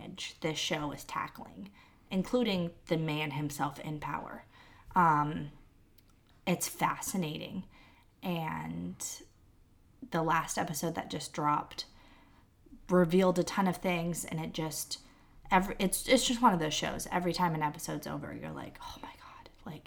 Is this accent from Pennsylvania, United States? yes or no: no; California, United States; we're born and raised in California.